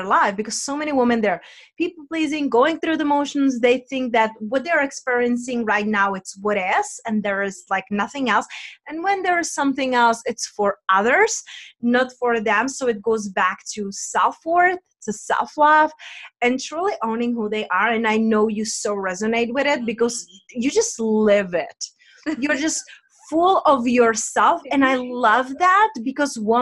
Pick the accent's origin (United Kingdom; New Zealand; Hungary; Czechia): Czechia; accent: Czech; my accent is from Czech Republic